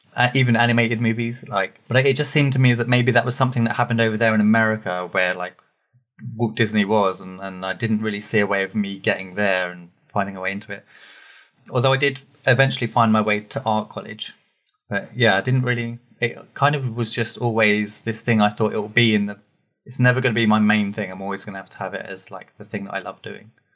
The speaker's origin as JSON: {"language": "English", "town": "Watford", "region": "East of England", "country": "United Kingdom", "tie": "born or raised there", "said": "I grew up in a little town that it turns out more people know than I realized called Watford"}